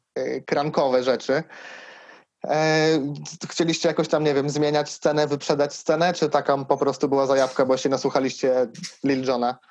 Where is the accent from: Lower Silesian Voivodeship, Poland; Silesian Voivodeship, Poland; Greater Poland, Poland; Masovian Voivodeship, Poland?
Masovian Voivodeship, Poland; Siedlce; jestem z Siedlec